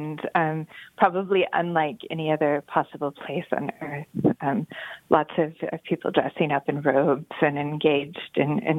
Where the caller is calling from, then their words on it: Cambridge, East of England, United Kingdom; I'm calling from Peterhouse College at Cambridge University.